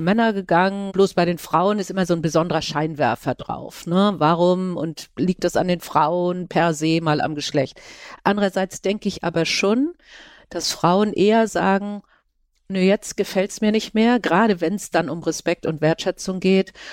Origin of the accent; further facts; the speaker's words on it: Schleswig-Holstein, Germany; ich bin ja auch aus Schleswig-Holstein. Ich sitze ja momentan in Kiel